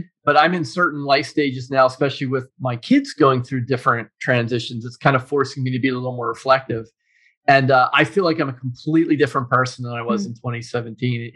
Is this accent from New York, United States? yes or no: no; Pittsburgh, Pennsylvania, United States; also born or lived in Tennessee / New Jersey; now in Cleveland, United States; I was born and raised in Pittsburgh, Pennsylvania